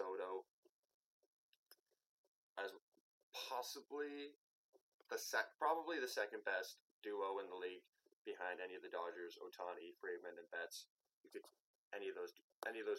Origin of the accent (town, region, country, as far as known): Canada